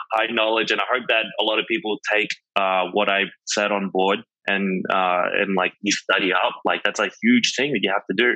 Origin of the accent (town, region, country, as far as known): Australia; moved away as an adult; now in New York, United States